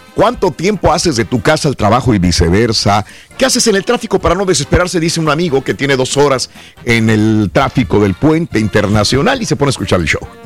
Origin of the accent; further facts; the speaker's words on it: Mexico; also born or lived in California; now in United States; venimos de México, acá en Estados Unidos